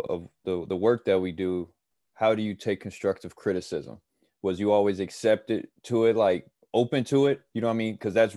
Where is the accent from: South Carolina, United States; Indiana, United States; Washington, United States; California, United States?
Indiana, United States; I'm from Indiana, which is a basketball state